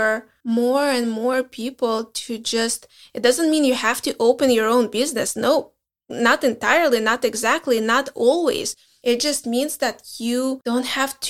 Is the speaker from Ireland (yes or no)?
no; Belarus; English is a second language; moved away as an adult; also born or lived in Minsk; now in United States; we are from Belarus